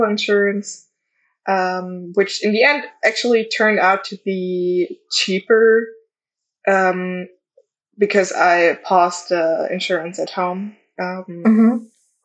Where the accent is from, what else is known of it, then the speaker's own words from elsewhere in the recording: Germany; I'm in Europe and I'm from Germany